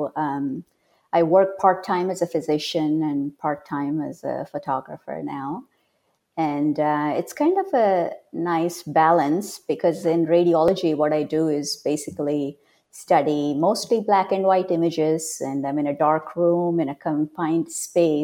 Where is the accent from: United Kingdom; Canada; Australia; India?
India; moved away as an adult; now in California, United States; I was born and raised in India, but I came to America decades ago, as soon as I turned into an adult.